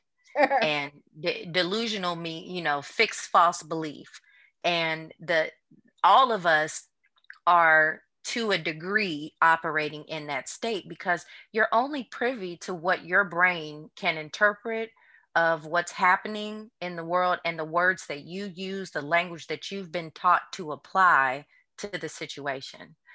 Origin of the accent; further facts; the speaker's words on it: St. Louis, Missouri, United States; moved away as an adult; also born or lived in New Orleans, Louisiana; now in Houston, United States; I'm originally from Saint Louis, Missouri, and then I left Saint Louis to come to New Orleans for college